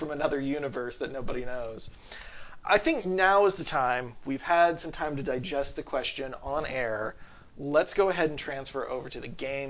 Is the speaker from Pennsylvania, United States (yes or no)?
no; Robinson, Illinois, United States; I am from down south. I'm from Robinson, Illinois.